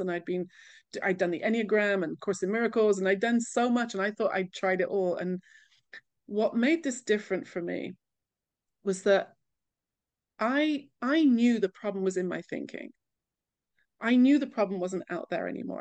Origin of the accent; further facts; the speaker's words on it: England, United Kingdom; moved away as an adult; also born or lived in California; now in Jerusalem, Israel; being very English, when I moved to California